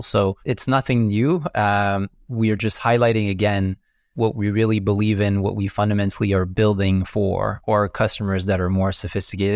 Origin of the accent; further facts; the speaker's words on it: Quebec, Canada; accent: French Canadian; also born or lived in Montreal; as I'm sure you can pick up from my funky accent, I'm, I'm French Canadian, so based out of Montreal